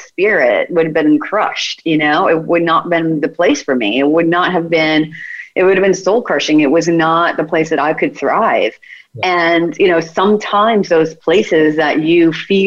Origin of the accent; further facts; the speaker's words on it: United States; I'm American